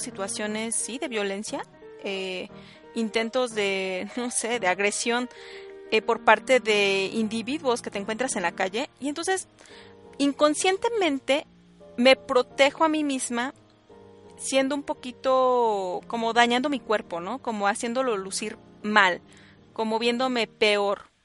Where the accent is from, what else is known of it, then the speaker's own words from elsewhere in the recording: State of Mexico, Mexico; yo soy del Estado de México